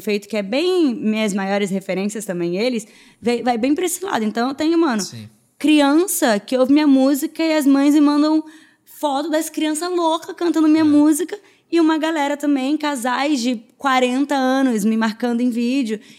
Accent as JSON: {"language": "Portuguese", "region": "Rio de Janeiro", "country": "Brazil", "said": "sou carioca, Mariana é carioca, amante da praia"}